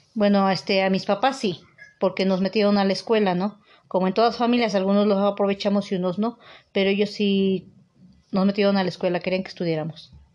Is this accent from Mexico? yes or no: yes; Teziutlán, Puebla, Mexico; now in Puebla, Mexico; soy originaria de Tezutlán, Puebla y radico en Puebla, Puebla